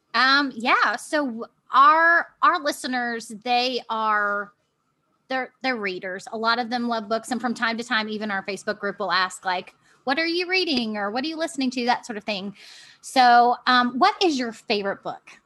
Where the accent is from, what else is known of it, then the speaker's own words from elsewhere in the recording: Virginia Beach, Virginia, United States; I'm from Virginia Beach